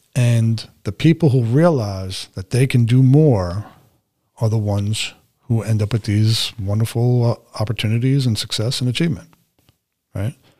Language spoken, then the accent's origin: English; New York City, New York, United States; moved away; I had a pretty significant range of experience as a teenager, especially growing up in New York City